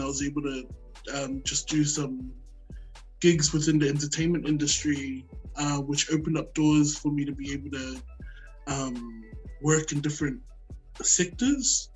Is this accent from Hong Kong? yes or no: no; Brisbane, Queensland, Australia; also born or lived in Auckland, New Zealand; now in Sydney, Australia; I was born in Auckland, New Zealand, and moved over to Brisbane when I was nine, and now I reside in Sydney